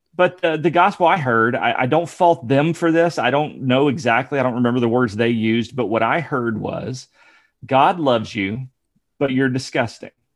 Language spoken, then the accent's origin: English; near Dayton, Ohio, United States; moved away; also born or lived in Alabama / Virginia; I was raised near Dayton, Ohio